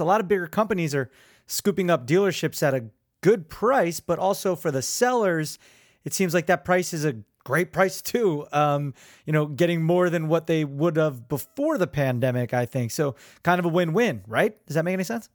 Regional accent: Neptune, New Jersey, United States; also born or lived in Belmar, New Jersey; I'm from Neptune. I live in Belmar

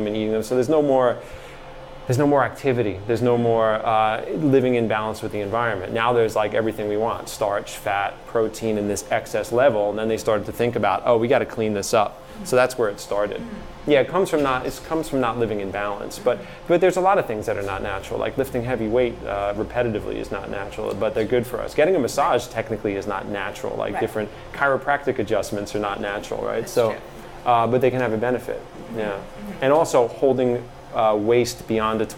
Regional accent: New York City, New York, United States; moved away; I was from Staten Island.

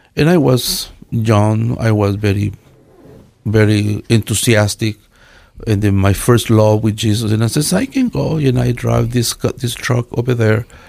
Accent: Quetzaltenango, Guatemala; English is a second language; now in Treasure Valley, United States; I am from Guatemala. from one place named Quetzaltenango

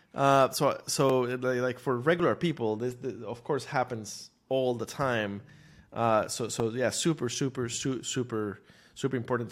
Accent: Costa Rica; moved away as an adult; now in United States; I grew up in Costa Rica

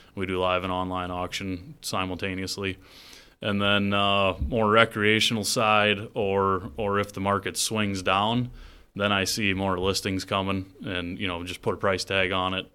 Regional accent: Worthington, Iowa, United States; I grew up just outside of Worthington, Iowa.

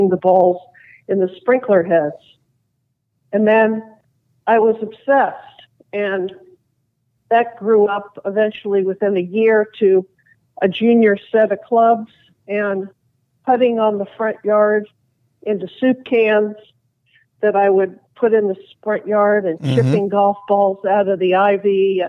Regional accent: Los Angeles, California, United States; the street that I grew up in the West LA area

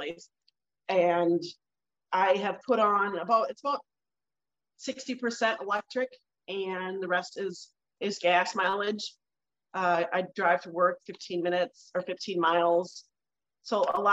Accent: Sleepy Eye, Minnesota, United States; I'm from Sleepy Eye, Minnesota

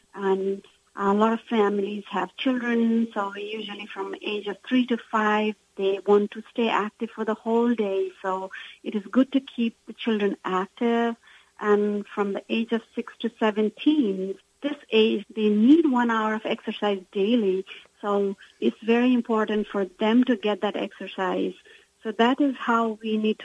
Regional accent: Nepal; I come from Nepal, and my mother has a different ethnicity, which is known as a Newar

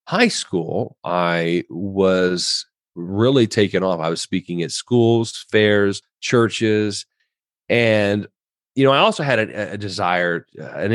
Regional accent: Southern Indiana, United States; now in Tampa, United States; I now live in Tampa, Florida, but I am originally from Southern Indiana. And grew up in a great Christian home

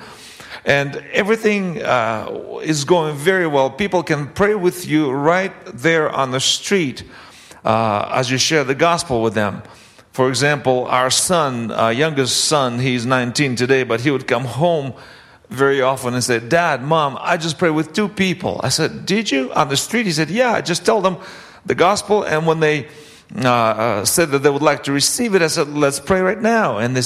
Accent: Russia; moved away; also born or lived in Canada; grew up in the Soviet Union, and then my family moved to Canada in 1989

